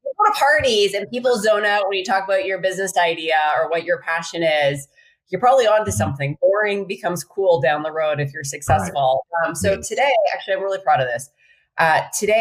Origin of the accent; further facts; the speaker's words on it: Saskatchewan, Canada; moved away as an adult; also born or lived in Boston; now in San Francisco, United States; I grew up in Saskatchewan, but I traded the wheat fields and the Northern Stars, or Northern Lights, excuse me, for the bridge. So I'm in San Francisco today